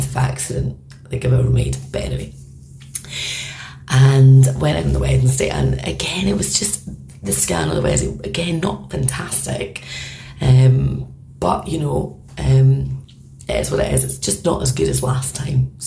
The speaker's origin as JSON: {"language": "English", "region": "Scotland", "country": "United Kingdom", "moved": "as an adult", "lives_now": "Belfast, United Kingdom", "said": "I'm Scottish and I've been living here for 10 years."}